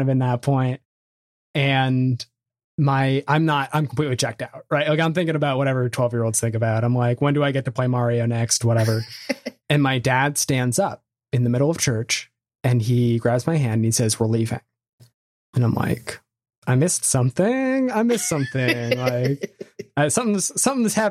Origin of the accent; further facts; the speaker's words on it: Bethesda, Maryland, United States; also born or lived in Vermont; I was raised in Bethesda, Maryland